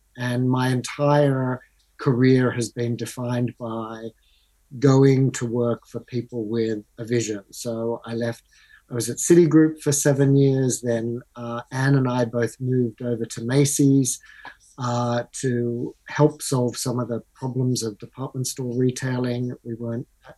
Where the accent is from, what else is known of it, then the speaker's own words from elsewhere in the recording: Australia; moved away as an adult; also born or lived in London; I'm Australian, as uh, you can tell by my accent